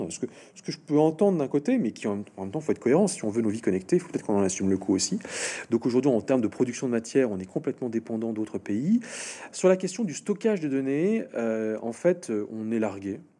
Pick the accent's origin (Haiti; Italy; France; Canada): France; je suis français, mais je suis pas sécurisé.